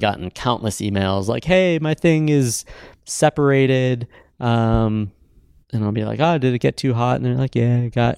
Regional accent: Cleveland, Ohio, United States; also born or lived in Shaker Heights, Ohio; now in Bend, United States; I grew up in Cleveland, Ohio, Shaker Heights, Ohio.

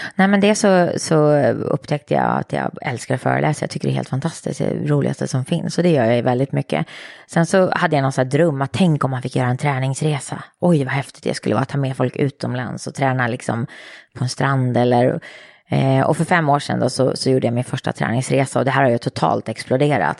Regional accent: Eskilstuna, Södermanland, Sweden; moved away as an adult; jag älskade att vara i Eskilstuna. Jag älskade min hemstad

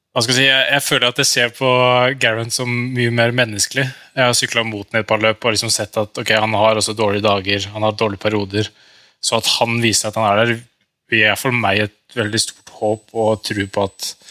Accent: Norway; som en nordmann

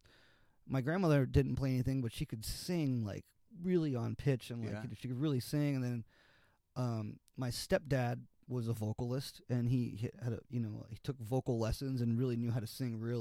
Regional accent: Miami, Florida, United States; also born or lived in Gainesville, Florida; I grew up in Miami

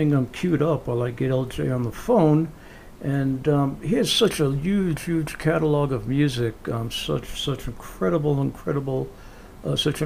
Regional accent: United States; also born or lived in New Jersey / New York; now in New Mexico, United States; I'm from New Jersey and in New York originally, I'm a New Yorker, and I'm in New Mexico now

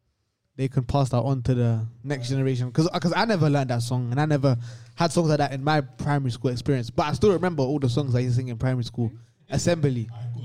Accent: London, United Kingdom; born or raised there; also born or lived in Portugal

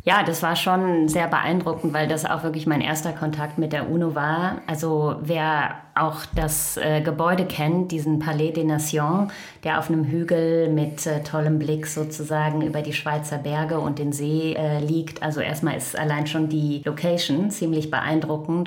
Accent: Krefeld, North Rhine-Westphalia, Germany; moved away as an adult; also born or lived in Düsseldorf / Costa Rica / United States; now in New York, United States; ich komme ursprünglich aus dem Rheinland, ähm, geboren in Düsseldorf und am Niederrhein aufgewachsen in Krefeld.

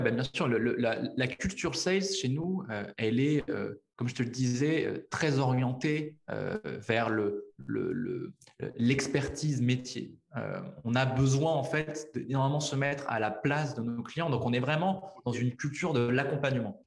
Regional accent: La Rochelle, Nouvelle-Aquitaine, France; moved away; also born or lived in Paris; La Rochelle, qui est ma ville natale

